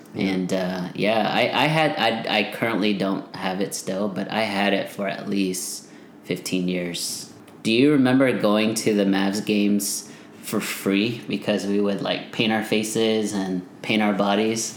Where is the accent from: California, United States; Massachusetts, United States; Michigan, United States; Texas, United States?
Texas, United States; Plano; we grew up in Plano, so a suburb outside of Dallas